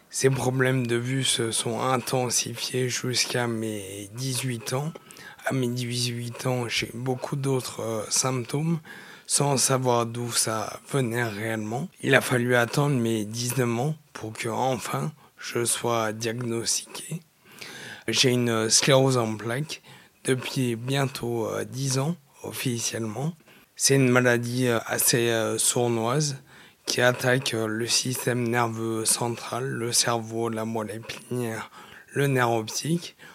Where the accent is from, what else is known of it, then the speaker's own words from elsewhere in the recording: Saint-Romain-de-Jalionas, Auvergne-Rhône-Alpes, France; je suis originaire du Nord-Isère, une petite commune qui s'appelle Saint-Romain de Chalionas, à côté de Crémieux. J'ai grandi là en Nord-Isère, entre euh, l'Isère et Lyon